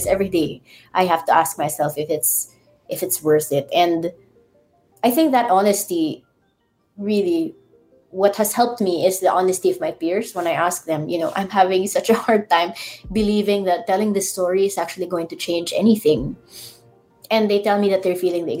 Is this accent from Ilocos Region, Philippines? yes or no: yes; Ilocos Region, Philippines; I'm in Ilocos